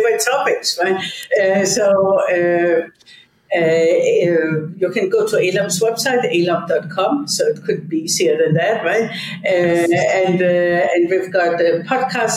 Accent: Odense, Southern Denmark, Denmark; moved away; I was born in Odense, Denmark

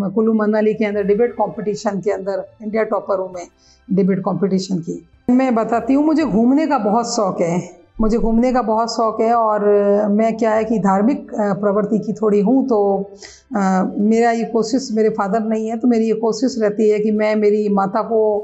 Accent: Jaisalmer, Rajasthan, India; moved away as an adult; now in Udaipur, India; मैं जैसलमेर की रहने वाली हूँ

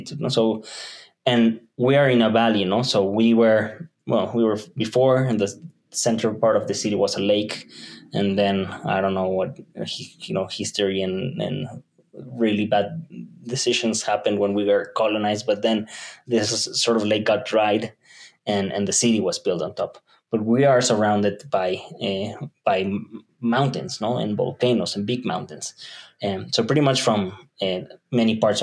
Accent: Mexico City, Mexico; I was born in Mexico City, so this is my home turf. I was raised in the south and more of in the suburbs

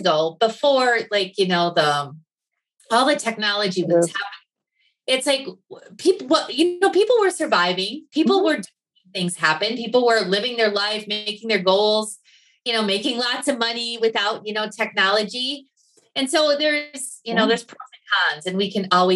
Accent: Wisconsin, United States; moved away; I grew up in Wisconsin. You can still hear the accent every once in a while.

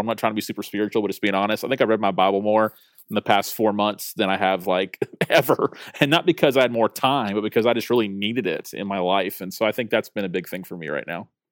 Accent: Tallahassee, Florida, United States; I'm a pastor in Tallahassee, Florida, which is actually my hometown

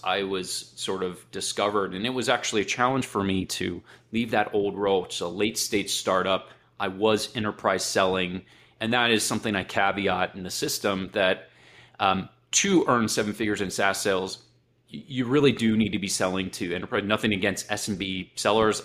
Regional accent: Akron, Ohio, United States; I grew up in Akron

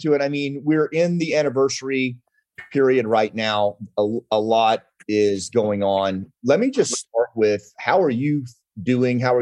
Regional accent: Mount Ida, Arkansas, United States; moved away; my little town that I grew up in Mount Ida, Arkansas, like we didn't even have a stoplight

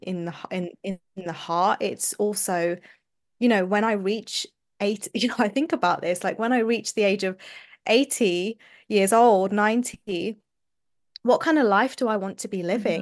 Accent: London, United Kingdom; moved away as an adult; now in Manchester, United Kingdom; I was born and brought up in London, U K.

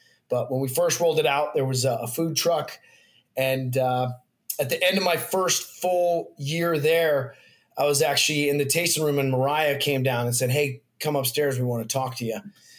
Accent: Colorado, United States; moved away as an adult; also born or lived in Annapolis; now in Delaware, United States; So I actually, I grew up in Colorado

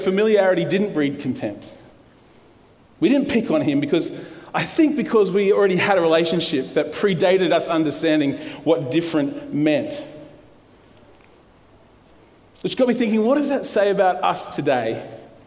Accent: Brisbane, Queensland, Australia; I'm a local boy. I grew up in the western suburbs of Brisbane. I live in Bellbarrie. I grew up in Moggill.

